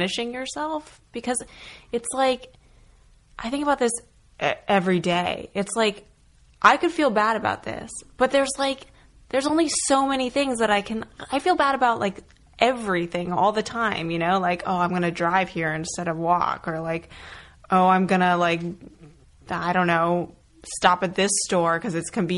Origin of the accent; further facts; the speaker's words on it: rural New Hampshire, United States; also born or lived in Connecticut / Vermont; my parents and I moved from Connecticut to rural New Hampshire.